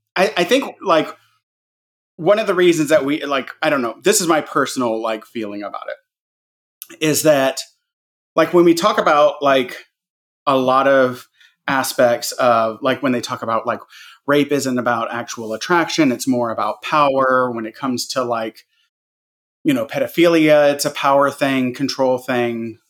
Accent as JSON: {"language": "English", "region": "Iowa", "country": "United States", "said": "I'm from Iowa"}